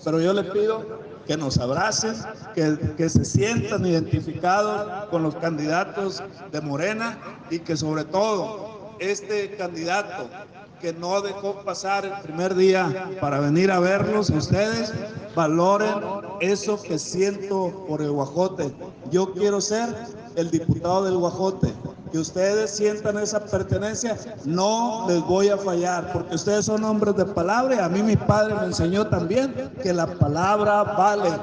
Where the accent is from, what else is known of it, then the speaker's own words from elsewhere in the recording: Concordia, Sinaloa, Mexico; soy de la Cieneguilla, ya les dije. Ahí tengo enterrado el ombligo